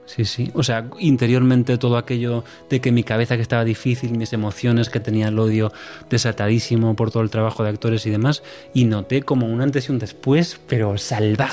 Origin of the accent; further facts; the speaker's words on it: Santiago de Compostela, Galicia, Spain; also born or lived in Madrid; soy de Santiago, mi padre es del sur de Italia